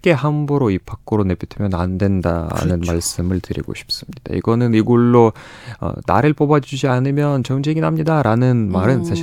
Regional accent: Vladivostok, Primorsky Krai, Russia; Korean is a second language; moved away as an adult; now in Seoul, South Korea; 저는 블라디보스톡에서 왔고요.

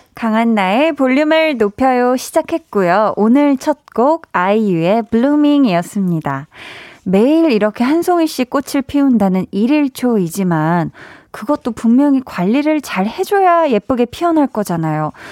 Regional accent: Seoul, South Korea; 저는 이제 서울 사람이고요. 서울 태생인데

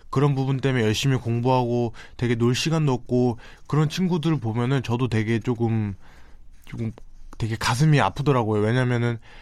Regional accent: South Korea; also born or lived in Itaewon, Seoul; 한국에서 어떻게 보면 이제 19년을 살았다 보니까

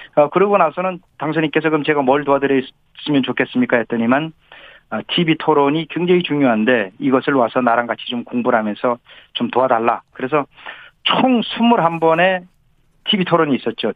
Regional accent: Gangwon, South Korea; now in Seoul, South Korea; 제가 어, 강원도에서 태어나서 강원도

